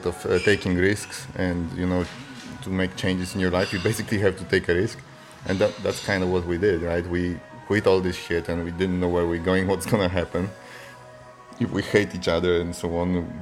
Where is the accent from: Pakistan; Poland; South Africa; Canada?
Poland; moved away; also born or lived in Zurich, Switzerland; I'm originally from Poland, but I lived in Switzerland, in Zurich.